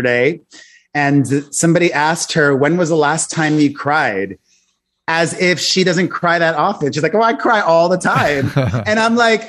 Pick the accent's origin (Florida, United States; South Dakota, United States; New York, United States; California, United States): Florida, United States; Miami; moved away; I grew up in Miami, the son of two Cuban immigrants, and there's a reason I don't live in Miami anymore